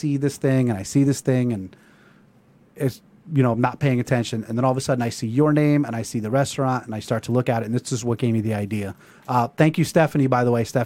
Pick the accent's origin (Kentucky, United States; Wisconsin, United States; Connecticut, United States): Connecticut, United States; Seymour; I'm from Seymour.